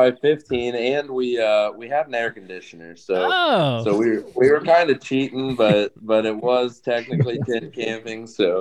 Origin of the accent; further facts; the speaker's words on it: New Berlin, Illinois, United States; now in Taylorville, United States; I'm originally from New Berlin, Illinois. I live over by Taylorville, Illinois right now.